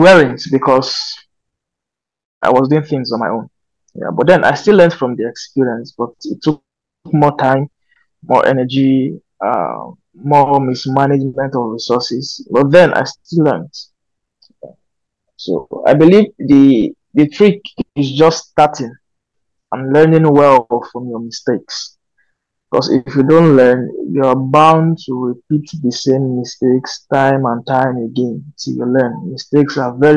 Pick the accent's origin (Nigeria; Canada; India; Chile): Nigeria; Kogi; also born or lived in Minna, Niger State; now in Abuja, Nigeria; I come from Kogi State, currently based in Abuja.